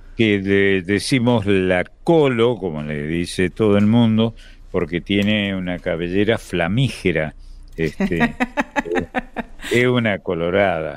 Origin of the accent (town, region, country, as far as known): Argentina